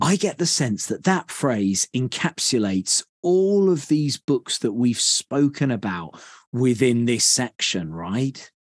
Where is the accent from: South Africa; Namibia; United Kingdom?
United Kingdom; being a Brit